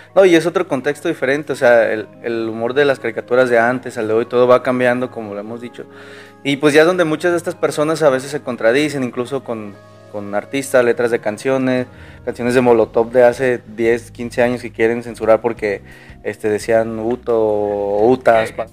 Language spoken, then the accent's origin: Spanish; Mexico; nuestra cultura como mexicanos